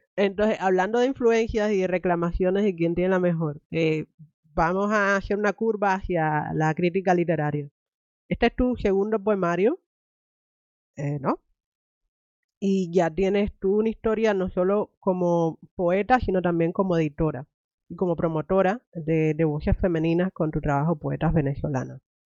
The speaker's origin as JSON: {"language": "Spanish", "country": "Cuba", "said": "yo soy cubana"}